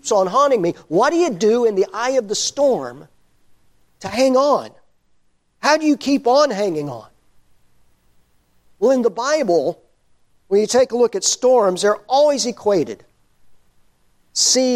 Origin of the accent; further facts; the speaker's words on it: Overton, Texas, United States; also born or lived in Ennis, Texas; I grew up in Overton, which is the grease spot on the map of Texas